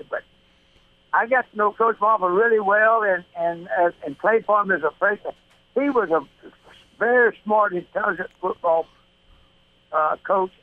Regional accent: Grenada, Mississippi, United States; came back to my hometown of Grenada

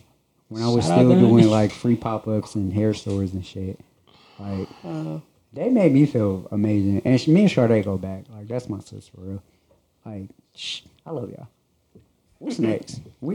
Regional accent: Stockton, California, United States; I'm originally from Stockton, California, which is like 15 minutes from Oakland. So I'm from the Bay.

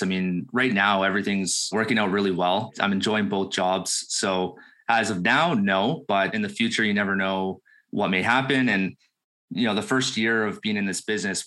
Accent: Burlington, Ontario, Canada; now in Beamsville, Canada; I'm born and raised in Burlington, Ontario. Just moved to Beamsville, Ontario

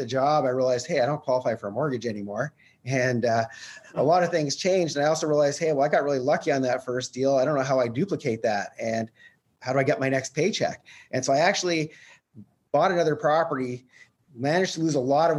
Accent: Canada; I'm actually from Canada

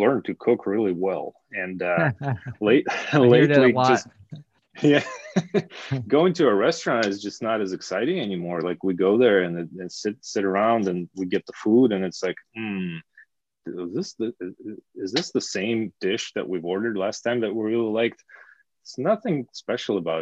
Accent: small town near Ulyanovsk, Ulyanovsk Oblast, Russia; moved away; I'm from a small town, really, kind of middle of nowhere

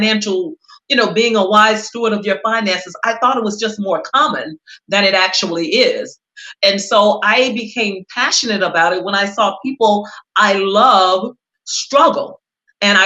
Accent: Cleveland, Mississippi, United States; now in Los Angeles, United States; I was born and raised in Mississippi to sharecroppers and to cooks

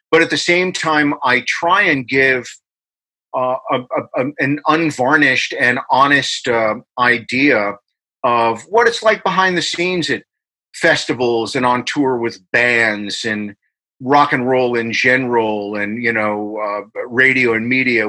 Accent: Englishtown, New Jersey, United States; also born or lived in Newark, New Jersey; I was born in Newark, New Jersey, right near New York City. And when I was like 1 and a half or so, we moved down to what was the middle of nowhere at the time, Englishtown, New Jersey

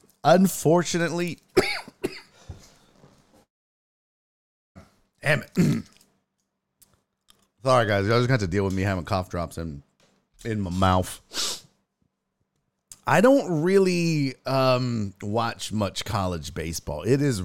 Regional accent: Louisiana, United States; I grew up in Louisiana, no major league team, so I understand.

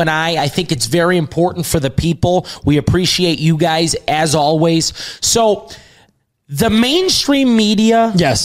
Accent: Chicago, Illinois, United States; we're from Chicago

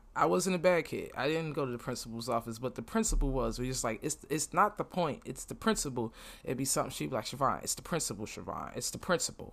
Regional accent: New York City, New York, United States; moved away as an adult; now in Florida, United States; I'm from Brooklyn and I live in Florida right now

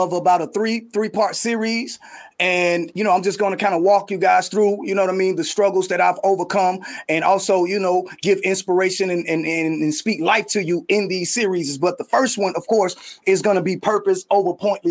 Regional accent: Atlanta, Georgia, United States; I was from Atlanta and that I had went to Krim High School

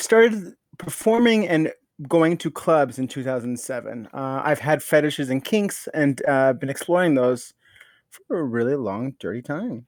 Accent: Norwalk, California, United States; I grew up in Norwalk

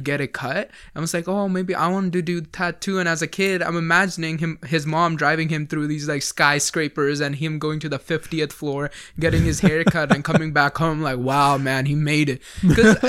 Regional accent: Amritsar, Punjab, India; moved away; I grew up in Amritsar

